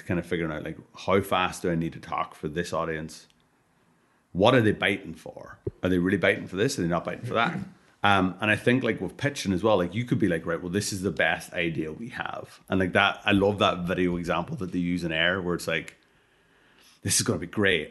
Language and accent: English; Ireland; I'm Irish